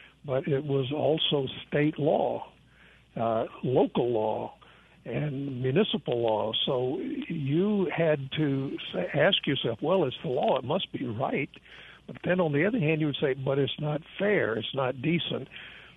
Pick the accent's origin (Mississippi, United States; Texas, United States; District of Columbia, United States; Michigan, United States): Mississippi, United States; Jackson; moved away; I grew up in South Jackson on Terry Road in the working class part of town